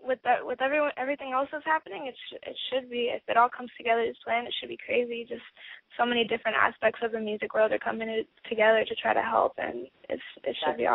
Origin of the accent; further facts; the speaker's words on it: Virginia, United States; also born or lived in Colombia; I'm from Virginia